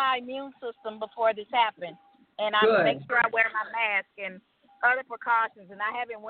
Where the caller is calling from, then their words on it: Georgia, United States; I'm calling from Georgia